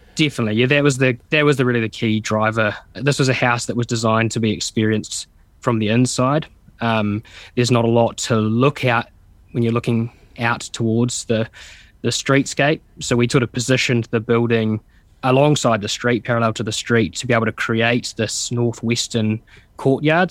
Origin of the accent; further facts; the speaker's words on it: Stratford, Taranaki, New Zealand; I'm from Taranaki as well, so the mountain is a, a really strong sense of place, something that we come back